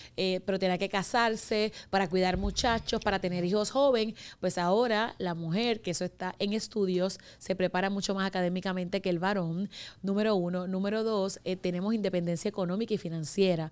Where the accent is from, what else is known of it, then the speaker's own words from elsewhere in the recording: Humacao, Puerto Rico; yo soy de la isla, que no sé de qué isla, porque de la isla somos todos, eh, yo soy de Humacao